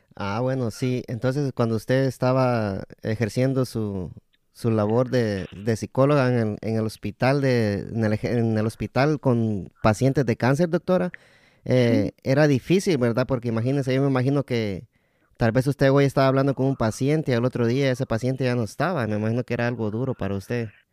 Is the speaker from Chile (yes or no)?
no; Guatemala; mi país, Guatemala